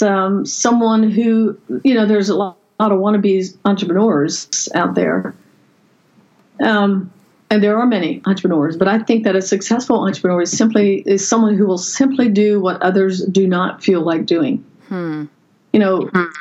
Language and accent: English; Lancaster County, Pennsylvania, United States; I grew up in the Amish culture in Lancaster County, Pennsylvania, on a farm